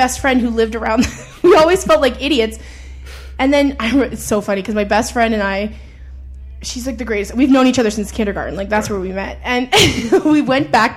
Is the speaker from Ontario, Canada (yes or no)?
no; Edmonton, Alberta, Canada; I grew up in Edmonton. And I grew up in I would say middle upper class neighborhood